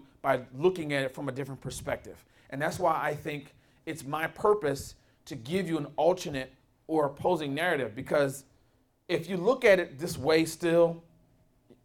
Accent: Philadelphia, Pennsylvania, United States; I grew up in West Philly, born and raised

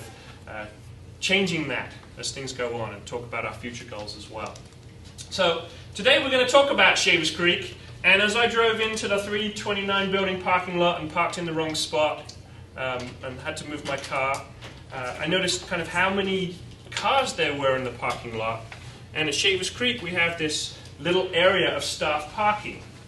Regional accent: England, United Kingdom; moved away as an adult; now in United States; I'm English

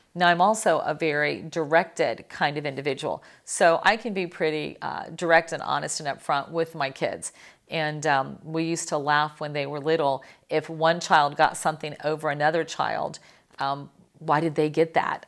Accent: Miami, Florida, United States; I'm from Miami.

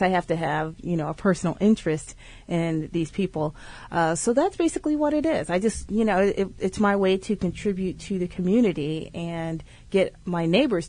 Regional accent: Aurora, Illinois, United States; moved away as an adult; also born or lived in Champaign-Urbana, Illinois / Austin, Texas / Europe / Silicon Valley, California; now in Maplewood/South Orange, New Jersey, United States; I'm originally from Illinois, right outside of Chicago, a town called Aurora, which is where I grew up.

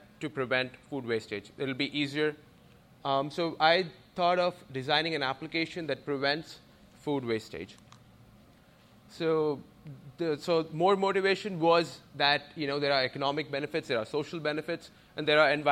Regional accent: India; moved away as an adult; I'm originally from India. I came here to do my master's in computer science.

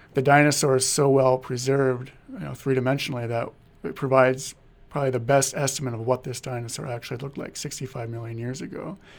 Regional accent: Marmarth, North Dakota, United States; my hometown of Marmouth, North Dakota

